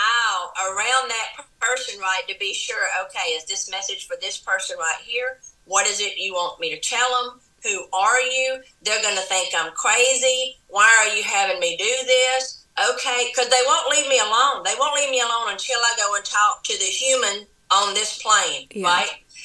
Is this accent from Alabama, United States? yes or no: yes; Andalusia, Alabama, United States; I grew up in a small town in South Alabama called Andalusia, Alabama